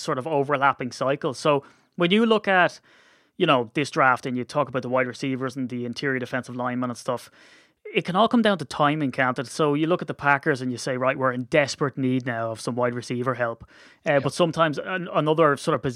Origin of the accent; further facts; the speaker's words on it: Ireland; as an Irishman